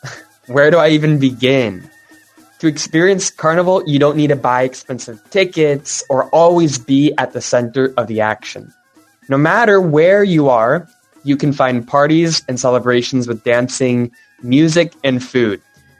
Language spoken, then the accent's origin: English; United States; moved away as an adult; now in Barranquilla, Colombia; As an American living in Barranquilla